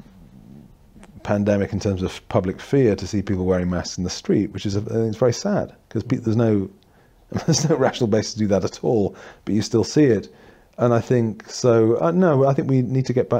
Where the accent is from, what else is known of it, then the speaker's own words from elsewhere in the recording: Yorkshire and the Humber, United Kingdom; moved away as an adult; also born or lived in Durham / Birmingham / London / New South Wales, Australia; now in Northumberland, United Kingdom; originally I was born in Durham and went to school in North Yorkshire and then Birmingham to university